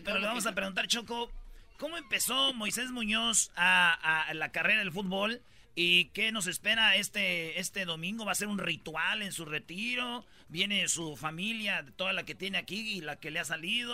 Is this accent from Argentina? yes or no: no; Michoacán, Mexico; yo soy de Michoacán